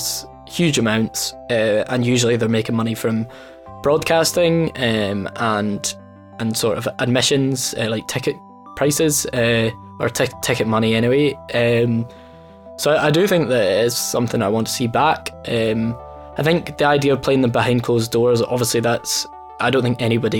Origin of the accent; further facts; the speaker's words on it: Dumfries, Scotland, United Kingdom; I'm originally from Dumfries